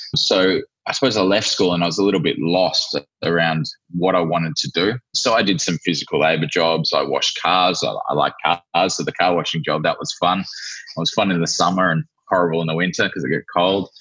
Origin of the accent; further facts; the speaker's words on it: Australia; moved away as an adult; also born or lived in New Zealand; now in Vanuatu; I was born in Australia, lived in New Zealand for two years, and then we um, decided to make a move to Vanuatu